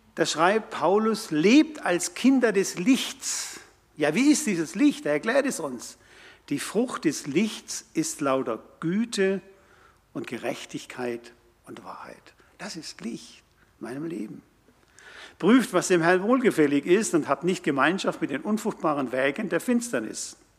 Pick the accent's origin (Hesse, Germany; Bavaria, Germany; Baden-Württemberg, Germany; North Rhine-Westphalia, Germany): Baden-Württemberg, Germany; Karlsruhe; das war meine Heimatstadt. Dort habe ich Realschule und Abitur gemacht.